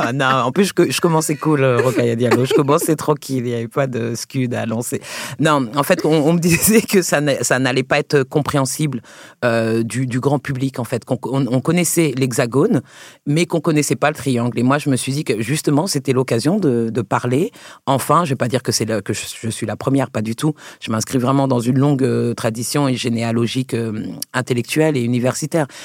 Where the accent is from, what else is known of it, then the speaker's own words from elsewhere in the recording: Côte d’Ivoire; also born or lived in France; Je suis ivoirienne aussi. Je suis plein d'autres choses.